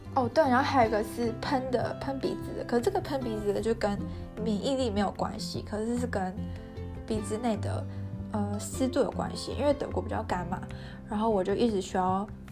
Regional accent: Taiwan; moved away as an adult; now in Germany; 我一直没有回台湾

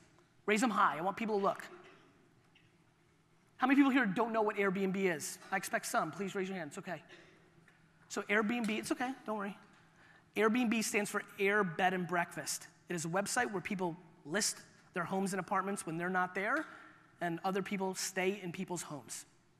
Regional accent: Russia; born there; As I told you, I was born in Russia.

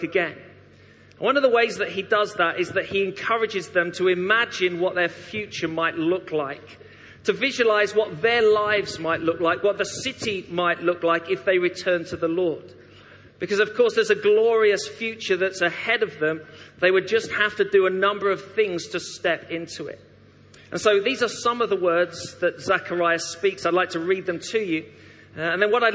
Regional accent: Derby, East Midlands, United Kingdom; moved away as an adult; also born or lived in Leytonstone, London; now in Coventry, United Kingdom; I actually spent my teenage years growing up in Derby, a wonderful place

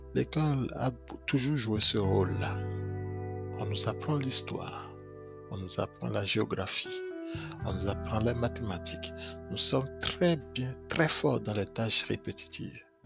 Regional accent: Benin; je suis béninois

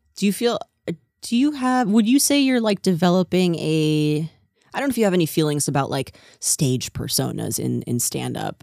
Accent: New Jersey, United States; moved away; I'm from New Jersey

